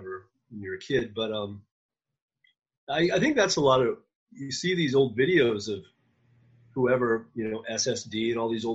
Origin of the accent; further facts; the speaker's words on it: Oregon, United States; also born or lived in Eugene, Oregon / Portland, Oregon; I was born in Oregon